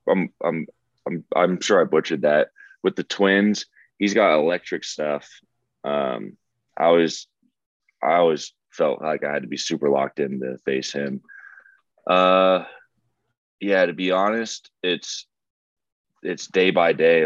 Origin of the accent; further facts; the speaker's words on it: the Bay Area, California, United States; I'm from the Bay